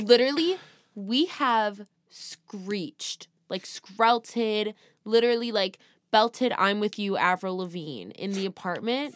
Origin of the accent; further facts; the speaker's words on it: California, United States; We're from California